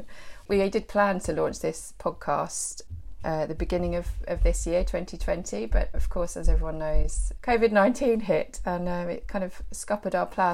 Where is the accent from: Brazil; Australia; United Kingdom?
United Kingdom; West Sussex, South East England; also born or lived in London; I'm West Sussex born and bred, but then I moved away for university and then to work in London. I lived in London for a few years